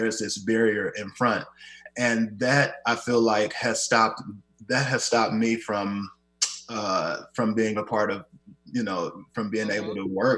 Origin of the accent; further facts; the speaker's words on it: Kansas City, Missouri, United States; moved away as an adult; now in Seattle, United States; my hometown that Kansas City has been sowing into me